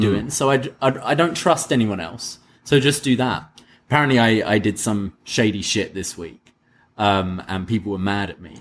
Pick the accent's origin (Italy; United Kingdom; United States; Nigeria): United Kingdom; I'm a Brit.